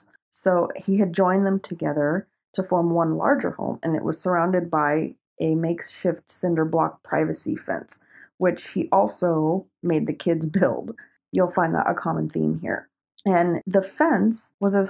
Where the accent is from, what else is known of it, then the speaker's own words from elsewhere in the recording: Colorado, United States; I was born and raised in Colorado, and I have no accent to speak of.